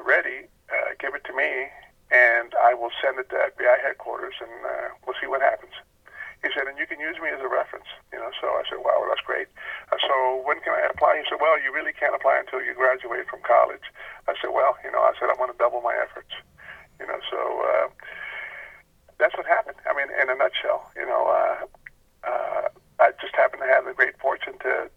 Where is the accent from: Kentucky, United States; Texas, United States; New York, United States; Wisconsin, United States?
Texas, United States; South; moved away as an adult; also born or lived in Northern Virginia; I was from Texas